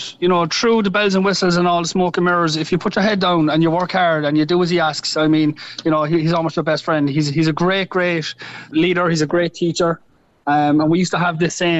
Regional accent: Cork, Munster, Ireland; moved away; being Irish and being from Cork

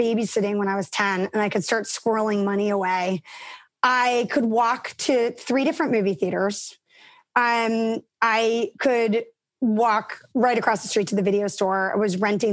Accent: New York City, New York, United States; I grew up in Manhattan.

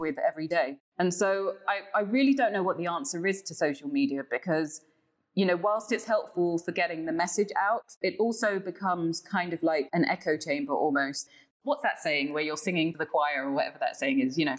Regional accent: London, United Kingdom; moved away as an adult; now in Ghana; I'm a Londoner. I'm a Londoner through and through

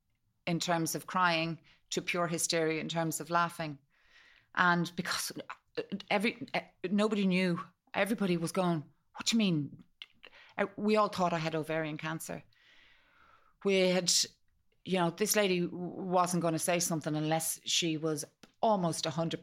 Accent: Malahide, Leinster, Ireland; born there; We went straight to a pub in the town in Malahide where I was born

